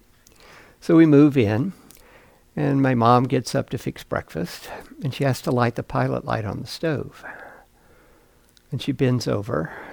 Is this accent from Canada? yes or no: no; Mississippi, United States; When I was a kid, I grew up in Mississippi